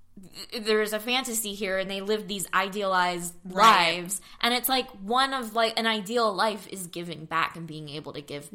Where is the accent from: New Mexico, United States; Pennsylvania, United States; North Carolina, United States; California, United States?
Pennsylvania, United States; outside Philadelphia; I love Philly. I grew up outside Philly.